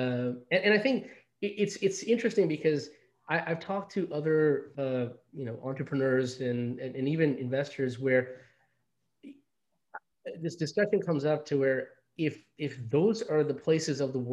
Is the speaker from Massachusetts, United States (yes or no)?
no; New York City, New York, United States; also born or lived in India; growing up in, you know, in Queens